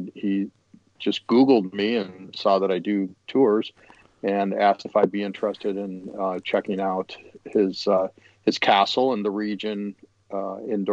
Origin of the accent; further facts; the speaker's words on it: Chicago, Illinois, United States; I'm from Chicago